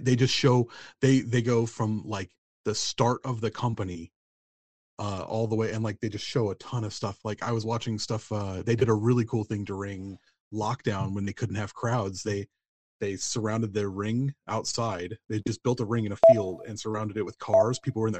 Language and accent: English; United States; because I'm from America, you kind of can't help but pick up casual Spanish from like the Mexican influence and stuff.